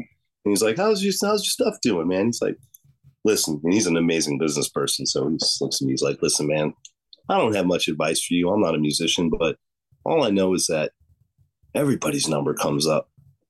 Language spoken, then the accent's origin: English; Chicago, Illinois, United States; Yeah, totally. I'm from Chicago.